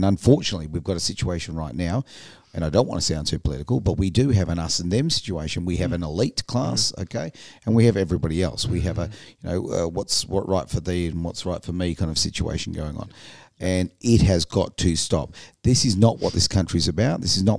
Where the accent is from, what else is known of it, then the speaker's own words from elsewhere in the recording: Australia; The fact is we're Australian.